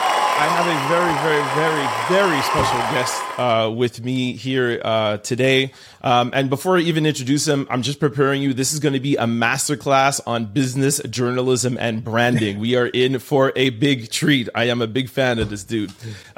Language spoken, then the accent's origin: English; Jamaica; And it literally, as a Jamaican, it made us feel proud and it made us feel like there's somebody representing us.